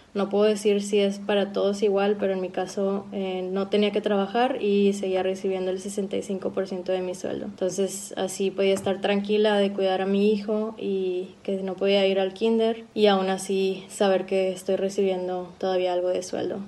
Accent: Monterrey, Nuevo León, Mexico; now in Berlin, Germany; soy mexicana de Monterrey y vivo en Berlín hace ya tiempo

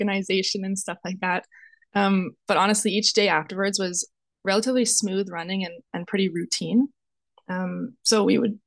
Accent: Westlock, Alberta, Canada; also born or lived in Edmonton; I'm originally from Westlock, Alberta, which for those of you who don't know, it's a small farming town about an hour north of Edmonton

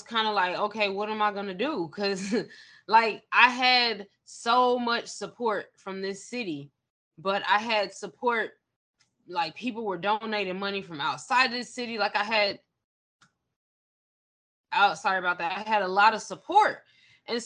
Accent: Avondale Estates, Georgia, United States; also born or lived in DeKalb County, Georgia; I was raised in Avondale Estates. I went to Druid Hills High School

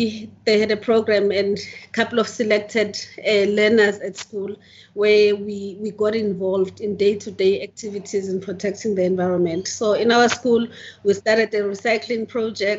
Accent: Mtunzini, KwaZulu-Natal, South Africa; also born or lived in Durban; I was born in Mthunzini, which is a coastal town just 20 kilometers south of Richards Bay. And I basically spent all my childhood there, did primary school and high school

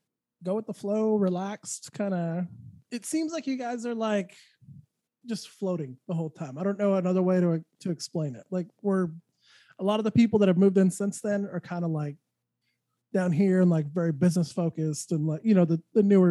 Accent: Santa Fe, New Mexico, United States; moved away as an adult; also born or lived in Austin, Texas; I'm from Santa Fe, New Mexico

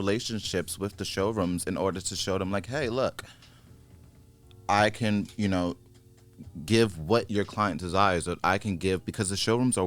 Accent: New York, United States; I'm from New York and we're all sharks

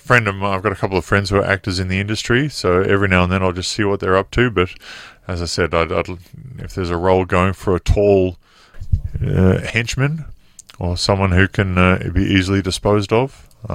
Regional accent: Wollongong, New South Wales, Australia; I'll just be with the kids back home in my hometown of Wollongong

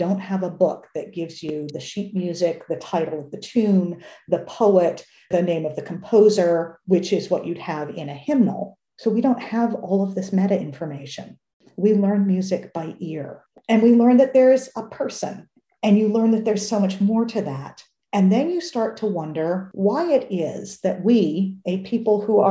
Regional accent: United States; as an American

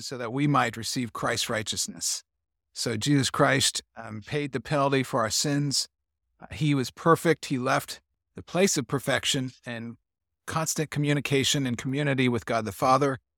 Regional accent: Columbus, Indiana, United States; moved away as an adult; also born or lived in Hungary; my hometown, Columbus, Indiana

